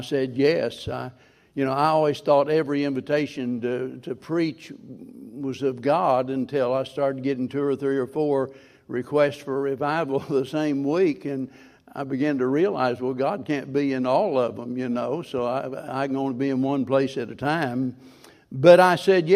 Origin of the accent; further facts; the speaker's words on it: Springfield, Missouri, United States; being born and raised in Springfield